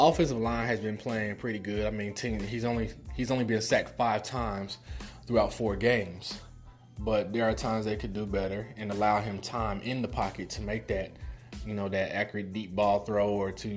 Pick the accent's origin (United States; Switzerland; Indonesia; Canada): United States; Midwest; I'm from the Midwest